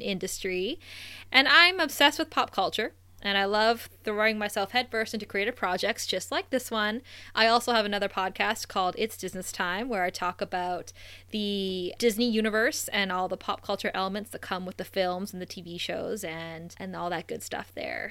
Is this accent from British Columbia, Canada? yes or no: no; Thunder Bay, Ontario, Canada; we both grew up in Thunder Bay, Ontario, Canada.